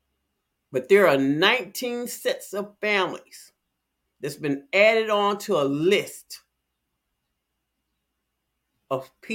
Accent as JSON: {"language": "English", "town": "Chicago", "region": "Illinois", "country": "United States", "said": "I'm from Chicago."}